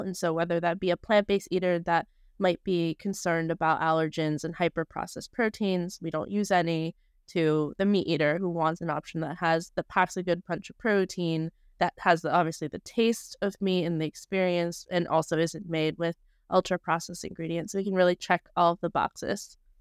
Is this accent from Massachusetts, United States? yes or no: no; Bay Area, California, United States; I'm from the Bay Area